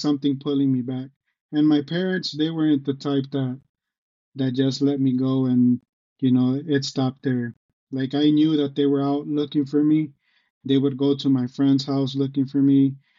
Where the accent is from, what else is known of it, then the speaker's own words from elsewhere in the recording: Detroit, Michigan, United States; also born or lived in Texas / Grand Rapids, Michigan; I am from Michigan. I was born in Detroit